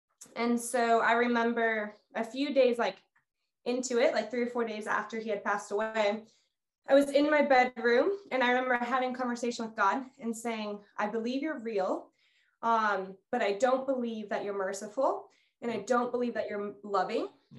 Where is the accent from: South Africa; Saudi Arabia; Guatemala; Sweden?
Guatemala; moved away as an adult; Okay. So I grew up in Guatemala. My parents are missionaries there. I was there for the first 18 years of my life.